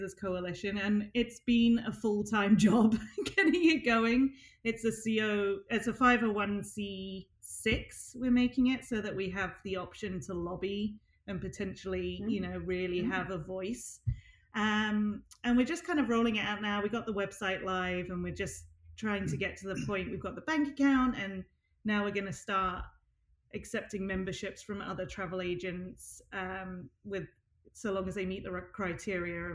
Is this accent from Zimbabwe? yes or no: no; United Kingdom; now in United States; being British, not permanent resident